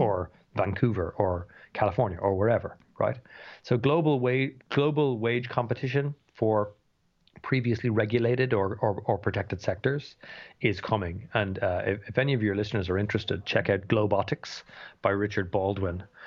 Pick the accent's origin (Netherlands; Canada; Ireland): Ireland; Dublin, Leinster; I'm from Dublin